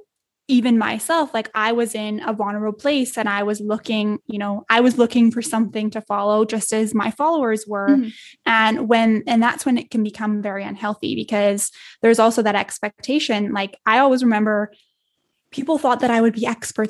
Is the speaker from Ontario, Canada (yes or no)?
no; Edmonton, Alberta, Canada; a 4-hour flight to my hometown here in Edmonton